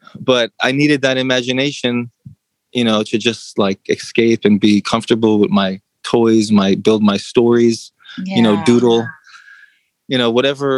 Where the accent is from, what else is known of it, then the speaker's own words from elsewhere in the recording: New York City, New York, United States; Well, just growing up in the city, like alone, that gives you courage, you know. Mm. You know, especially back when I grew up, you know, the energy of New York right now is a little off, but it's coming back.